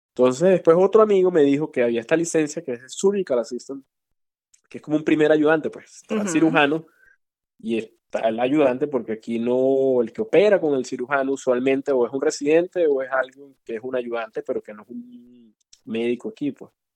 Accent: Venezuela; moved away as an adult; now in Chicago, United States; nací y crecí en Venezuela, fui a la escuela de medicina allá

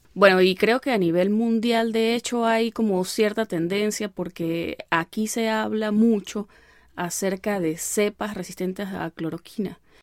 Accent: El Vigía, Mérida, Venezuela; moved away as an adult; yo soy del Vigía

